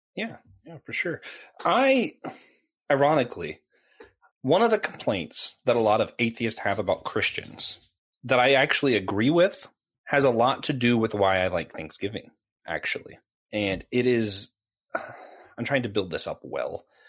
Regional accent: Tennessee, United States; moved away; also born or lived in the Carolinas; Growing up in Tennessee where they have real barbecue, the tomato-based stuff, and then ending up in the Carolinas

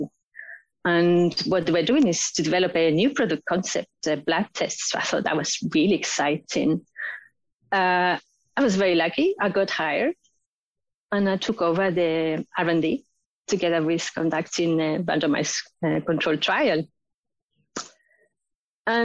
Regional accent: Spain; moved away as an adult; also born or lived in United Kingdom; now in Oslo, Norway; I have a master's in biochemistry and biotechnology from my home country, Spain

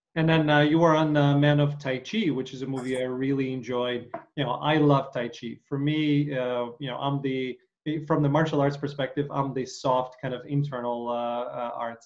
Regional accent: Ukraine; I grew up in Ukraine

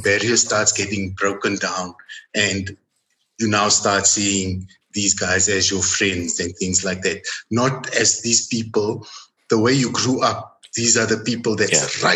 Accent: South Africa; first language Afrikaans; English is a second language

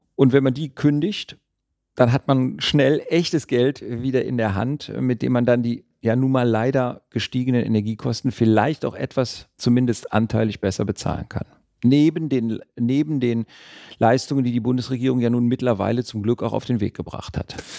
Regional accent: Düsseldorf, North Rhine-Westphalia, Germany; also born or lived in Cologne / Tübingen; bin in Düsseldorf geboren und lebe auch in Düsseldorf.

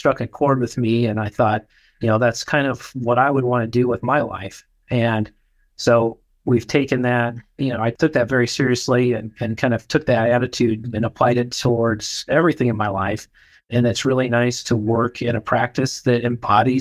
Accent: rural Nebraska, United States; moved away; I'm from Nebraska originally, rural Nebraska. I grew up in a town of about 8,000 people

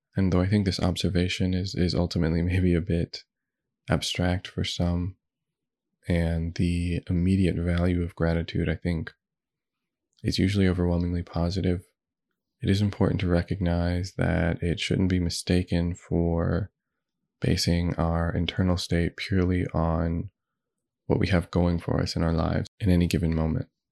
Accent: United States; I was born in the United States.

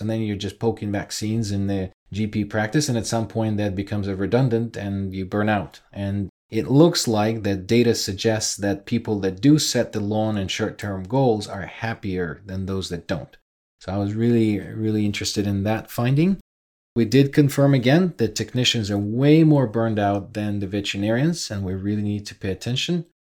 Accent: Ukraine; moved away; I'm originally from Ukraine

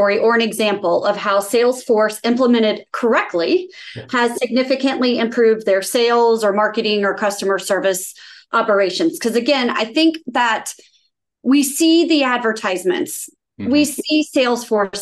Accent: Atlanta, Georgia, United States; You're in my hometown

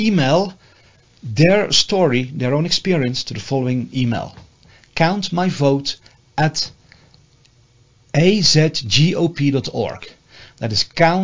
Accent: Netherlands; moved away as an adult; now in United States; I'm from the Netherlands

